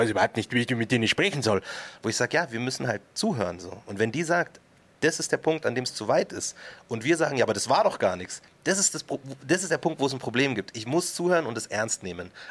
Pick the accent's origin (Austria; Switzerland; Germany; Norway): Germany; Markt Schwaben, Bavaria; also born or lived in Munich; Und ich sage mhm. halt aus Markt Schwaben, weil das die richtige Antwort ist. Und wenn die sagen, na, na, ich meine so richtig, dann sage ich, ja, okay, geboren bin ich in München.